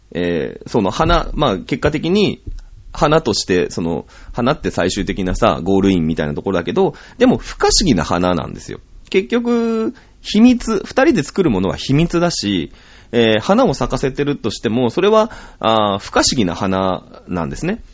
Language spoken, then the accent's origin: Japanese; Shizuoka, Japan; 僕静岡人だから